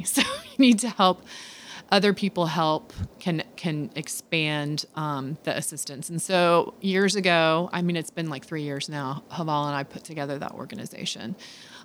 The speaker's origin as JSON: {"language": "English", "country": "United States", "said": "as an American and as a woman"}